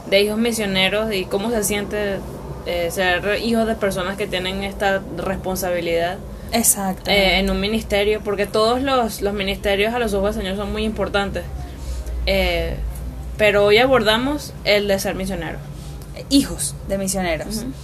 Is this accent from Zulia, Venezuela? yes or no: no; Caracas, Capital District, Venezuela; Y también cabe destacar que las dos nacimos en Caracas.